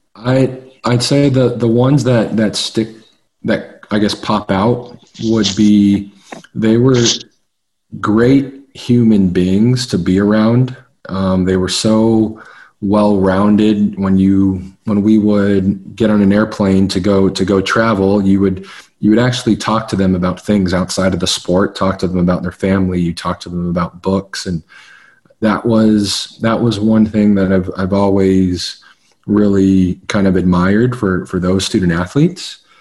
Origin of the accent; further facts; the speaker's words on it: Nashville, Tennessee, United States; I grew up in Nashville, Tennessee